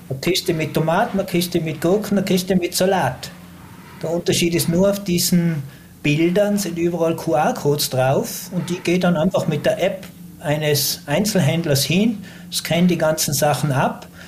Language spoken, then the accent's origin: German; Tyrol, Austria; Aber als Tiroler haben wir natürlich auch die Chance.